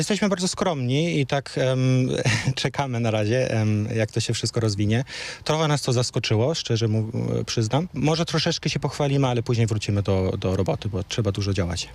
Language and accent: Polish; Germany; first language Polish; moved away as an adult; now in Wrocław, Poland; Ja się urodziłem w Niemczech i przyjechałem, e, do Polski na studia. Jestem z pochodzenia Polakiem